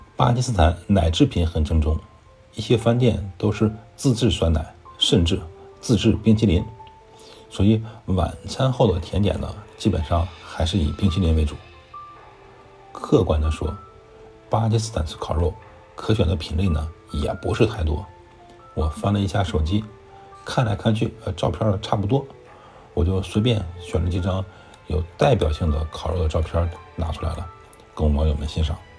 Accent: China; 我们中国人吃牛羊肉

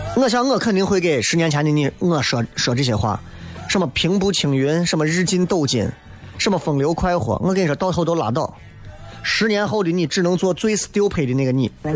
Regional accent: Shaanxi, China; 我生在陕西

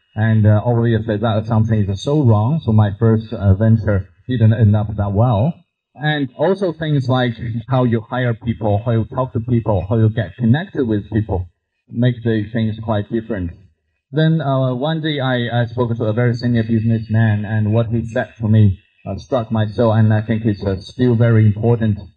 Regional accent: China; English is a second language; moved away as an adult; I grew up in China

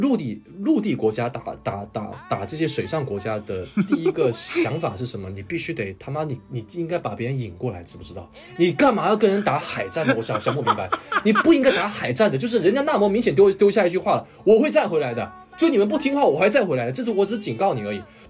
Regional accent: China; 我这个不是韩国人啊，我是这个中国人，哈哈，土生土长的中国人。

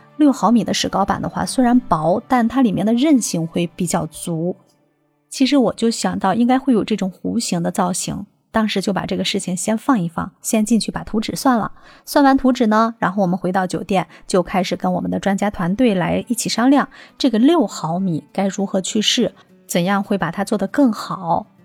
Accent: China; 展现着我们中国人民爱好和平

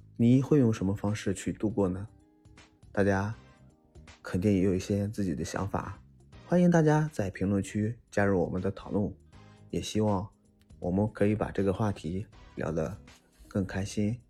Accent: China; 对于我们中国人来说，很熟悉的春运

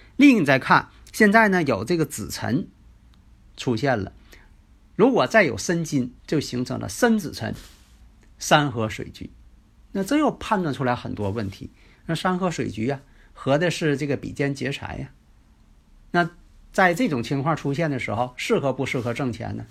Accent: Northeast China, China; accent: Northeastern (Dongbei); 其实呢，我这个东北口音呢，还真挺喜欢了

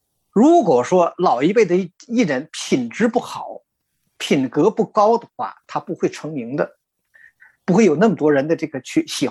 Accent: Tianjin, China; now in Toronto, Canada

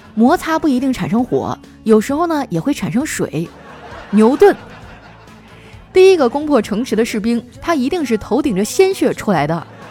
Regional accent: Shenyang, Liaoning, China; moved away as an adult; now in Shanghai, China; 一听你提沈阳，我都有点想家了

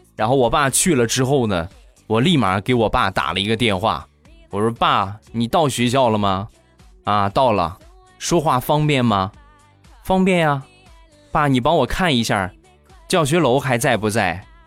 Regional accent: Rizhao, Shandong, China; 我们家乡的特产日照绿茶

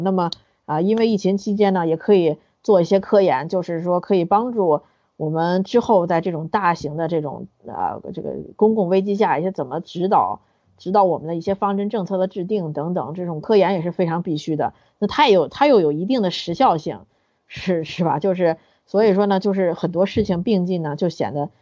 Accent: China; 我们中国人

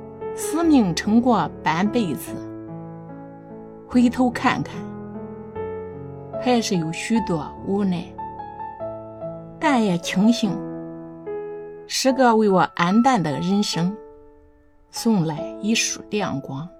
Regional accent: Nanyang, Henan, China

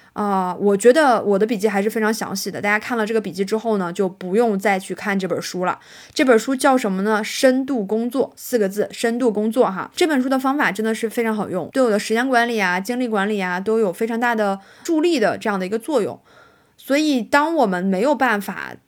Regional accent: Northeast China, China; accent: Northeastern (Dongbei) dialect; 我们东北话叫白话

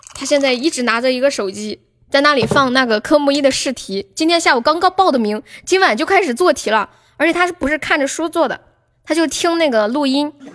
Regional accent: Changsha, Hunan, China; accent: Changsha; 我就是长沙的嘛。那个，然后我妈当时在我们楼下的一个，一个火锅店上班

